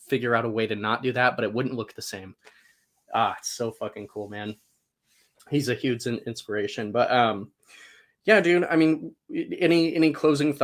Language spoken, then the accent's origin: English; Salt Lake City, Utah, United States; now in Boise, United States; I grew up in Salt Lake City, but Boise, Idaho is where I'm currently living.